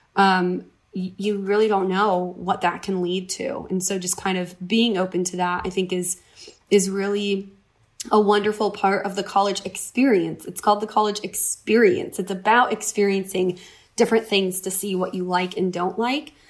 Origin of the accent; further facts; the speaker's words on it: upstate New York, United States; moved away as an adult; also born or lived in Vermont; now in California, United States; I'm originally from the East Coast. I grew up in upstate New York